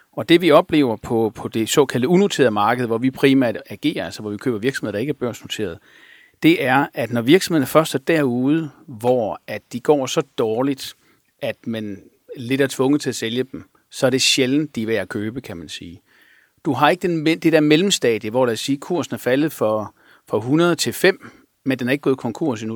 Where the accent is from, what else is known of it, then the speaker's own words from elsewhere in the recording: Sønderborg, Southern Denmark, Denmark; moved away; also born or lived in Aarhus; jeg voksede op i Sønderborg